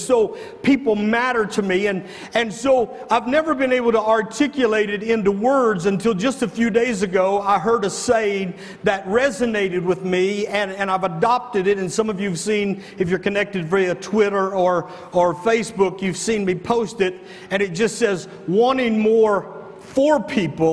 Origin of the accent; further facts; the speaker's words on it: the North, United States; moved away; I grew up in the North. I don't understand a lot of this Southern segregation and stuff.